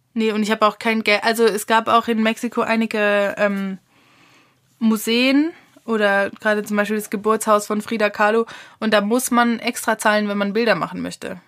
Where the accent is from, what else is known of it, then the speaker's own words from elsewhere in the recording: Germany; wir Deutschen sind halt einfach nur mal, glaube ich, ein Volk, die privilegiert sind, viel zu reisen